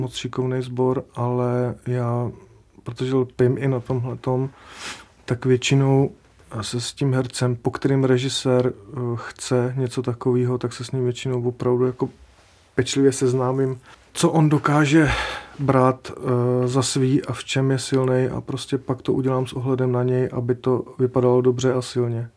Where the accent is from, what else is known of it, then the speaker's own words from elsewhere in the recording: Sudetenland, Czechia; u nás v Sudetech